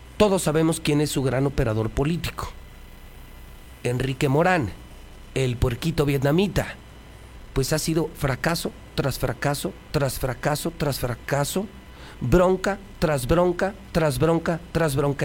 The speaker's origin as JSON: {"language": "Spanish", "region": "Aguascalientes", "country": "Mexico", "said": "por mi gente, por mi tierra. Y es el Aguascalientes que yo quiero"}